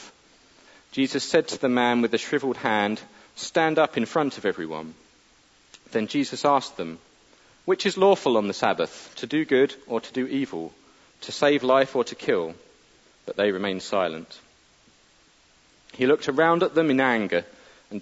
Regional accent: United Kingdom; we're British

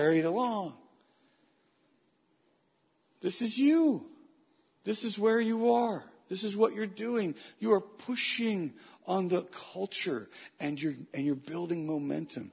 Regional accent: Weaverville, California, United States; As a young man growing up in Weaverville, California, a community of 3,500 people

